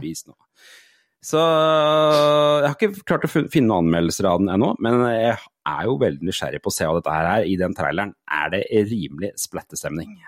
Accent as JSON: {"language": "Norwegian", "town": "Porsgrunn", "region": "Telemark", "country": "Norway", "said": "der jeg er fra, Porsgrunn, Langesund-aktig."}